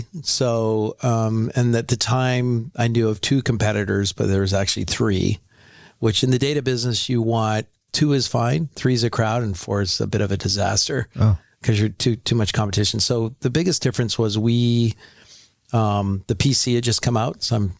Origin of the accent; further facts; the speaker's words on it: North Vancouver, British Columbia, Canada; Yeah, I'm from, I went to Carson Graham High in North Vancouver.